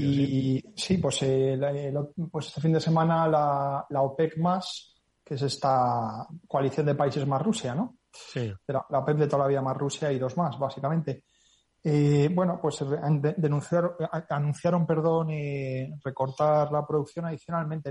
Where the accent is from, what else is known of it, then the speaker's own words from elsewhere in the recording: Spain; nosotros como españoles